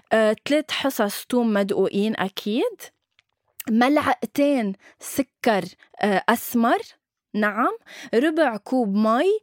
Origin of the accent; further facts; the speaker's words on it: Syria; بس بتعرف إنه أنا سوري